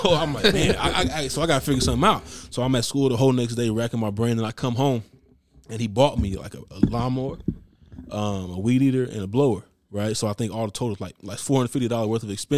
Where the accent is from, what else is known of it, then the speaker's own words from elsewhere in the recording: Maryland, United States; I'm from Maryland